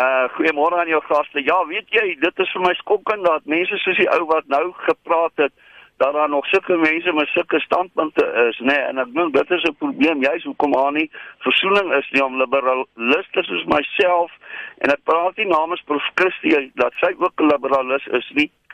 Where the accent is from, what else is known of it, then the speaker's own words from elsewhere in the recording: South Africa; as 'n Suid-Afrikaner